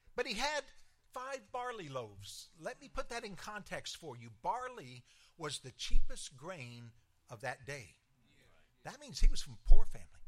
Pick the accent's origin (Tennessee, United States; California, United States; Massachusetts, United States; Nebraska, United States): Tennessee, United States; Clarksville; moved away; my hometown, Clarksville, Tennessee